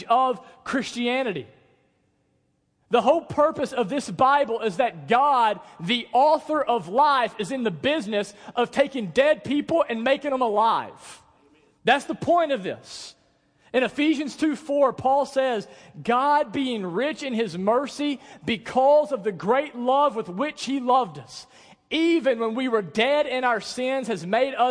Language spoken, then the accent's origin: English; United States; we're from the Delta